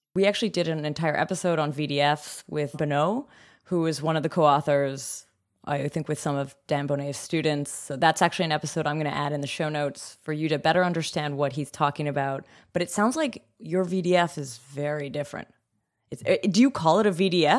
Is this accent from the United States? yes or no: no; Canada; now in Germany; I'm from I'm from Canada, and tuition's different there. And also, I live in Germany